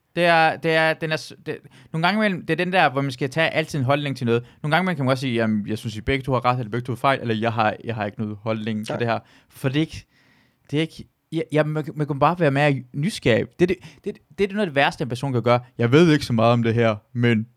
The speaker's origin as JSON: {"language": "Danish", "country": "Iran", "moved": "yes", "lives_now": "Denmark", "said": "jeg er fra Iran af"}